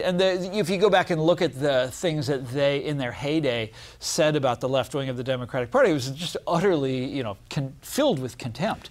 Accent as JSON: {"language": "English", "region": "Kansas", "country": "United States", "said": "I'm from Kansas, and this is a very populist state"}